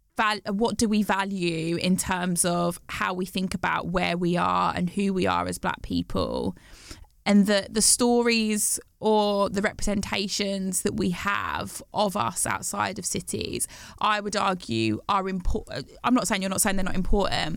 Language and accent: English; Bromsgrove, West Midlands, United Kingdom; I grew up in the West Midlands, um, yeah. in Worcestershire, in Bromsgrove.